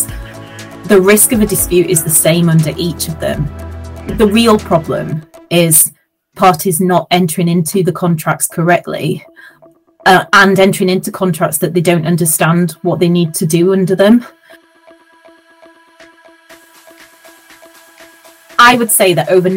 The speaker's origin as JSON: {"language": "English", "town": "Huddersfield", "region": "Yorkshire and the Humber", "country": "United Kingdom", "tie": "born or raised there", "said": "I grew up in Huddersfield in West Yorkshire."}